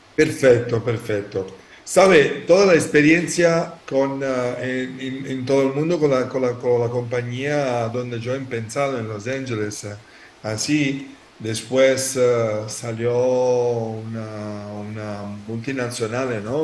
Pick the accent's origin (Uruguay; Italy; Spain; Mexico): Italy; Spanish is a second language; yo soy italiano